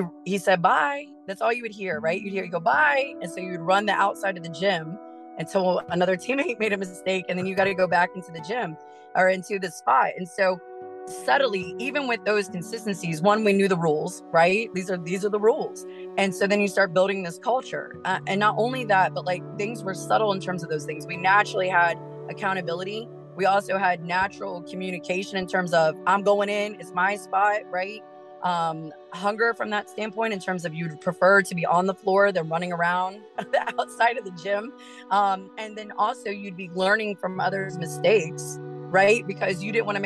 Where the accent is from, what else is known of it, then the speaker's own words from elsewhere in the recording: Urbana, Ohio, United States; moved away as an adult; now in Springfield, Illinois, United States; where I'm from, which I'm from Urbana, Ohio, I had a great high school coach